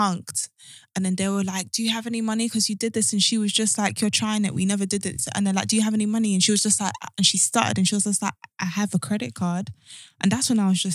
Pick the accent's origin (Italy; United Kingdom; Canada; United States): United Kingdom; London; I'm from Brixton